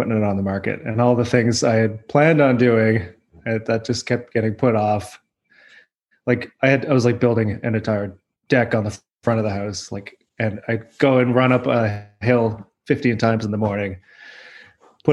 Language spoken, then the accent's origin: English; Saint John, New Brunswick, Canada; also born or lived in Halifax, Nova Scotia / Newfoundland; now in Moncton, Canada; I'm actually in Moncton. I'm from St. John.